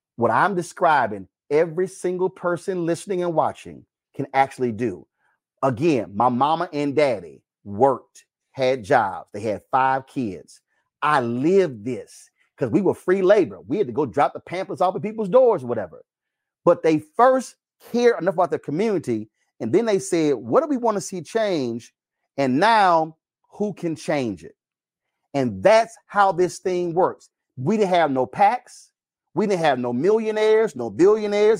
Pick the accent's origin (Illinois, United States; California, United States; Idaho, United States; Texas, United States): Texas, United States; I'm from Texas